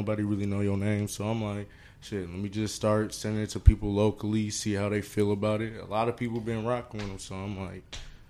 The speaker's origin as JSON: {"language": "English", "town": "Minneapolis", "region": "Minnesota", "country": "United States", "also_born_or_lived": "Brooklyn Park, Minnesota", "said": "I'm from Minneapolis, but, you know, I'll say by like 8th grade, 9th grade, ended up in Brooklyn Park"}